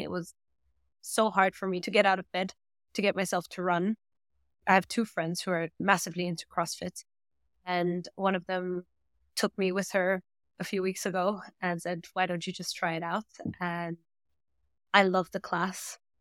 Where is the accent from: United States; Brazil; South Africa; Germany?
Germany; first language German; English is a second language; moved away as an adult; also born or lived in London; we both grew up in Germany. Both our mother tongues are German and, well, I'm half Australian, so I grew up in an international environment.